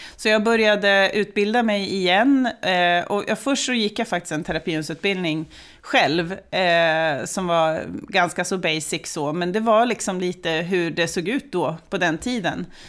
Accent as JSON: {"language": "Swedish", "town": "Östersund", "region": "Jämtland", "country": "Sweden", "tie": "born or raised there", "said": "jag är ju född och uppvuxen i Jämtland, i Östersund"}